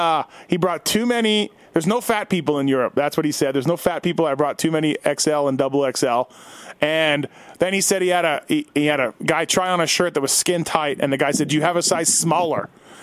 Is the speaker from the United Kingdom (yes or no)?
no; Canada; now in United States; I'm Canadian, but I've almost lived in America longer, but I'm not a U.S. citizen yet.